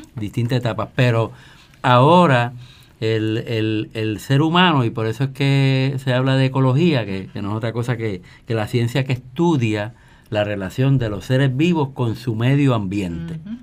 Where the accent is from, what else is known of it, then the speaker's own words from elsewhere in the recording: San Juan, Puerto Rico; moved away as an adult; now in Guaynabo, Puerto Rico; yo soy de Río Piedras, natural de, Río, Piedras. Piedra. Me, me crié en el barrio